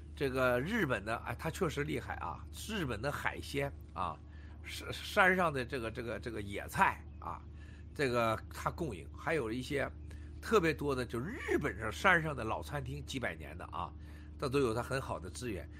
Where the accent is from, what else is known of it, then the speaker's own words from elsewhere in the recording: China; 我们中国人